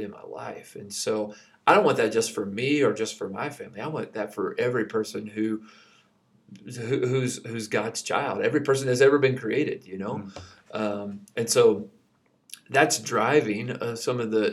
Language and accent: English; Kentucky, United States; moved away; I grew up in Kentucky